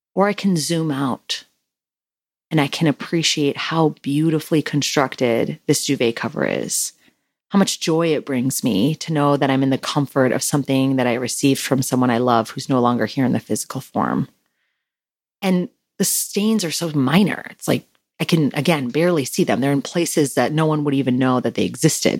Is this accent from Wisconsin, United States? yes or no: yes; Wisconsin, United States; now in California, United States; I'm from Wisconsin